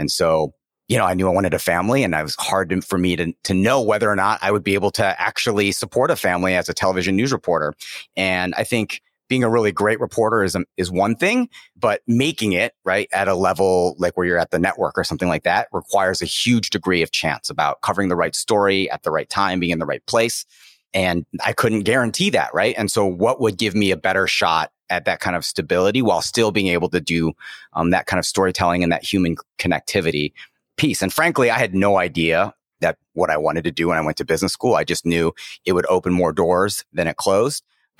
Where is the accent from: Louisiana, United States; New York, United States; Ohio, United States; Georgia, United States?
Ohio, United States; Cleveland; also born or lived in China; I was born and raised in Cleveland, Ohio, son of immigrants from Taiwan, and in a working class family